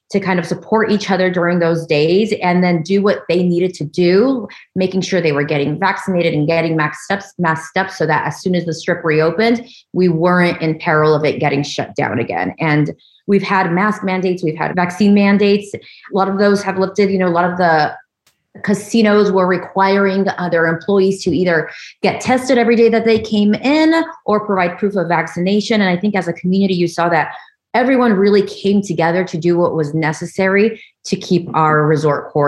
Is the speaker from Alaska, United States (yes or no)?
no; Hacienda Heights, California, United States; moved away as an adult; also born or lived in Monterey Park, California; now in Las Vegas, United States; born and raised in Southern California, I grew up in a little town about 20 minutes east of LA called Hacienda Heights